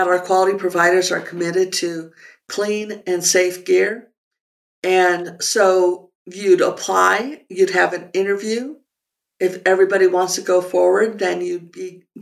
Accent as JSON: {"language": "English", "town": "Santa Fe", "region": "New Mexico", "country": "United States", "tie": "born or raised there", "also_born_or_lived": "Alameda, California / San Francisco, California", "moved": "as an adult", "said": "Santa Fe is a small town with a big town attitude. So it was really kind of great to grow up in such a beautiful place"}